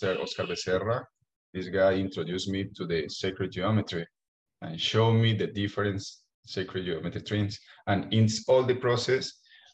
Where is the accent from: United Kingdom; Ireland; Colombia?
Colombia; I'm from Colombia